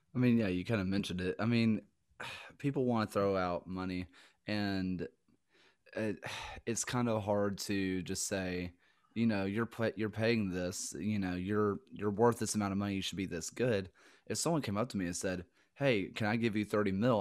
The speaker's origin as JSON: {"language": "English", "region": "the South", "country": "United States", "accent": "Southern", "said": "being from the South"}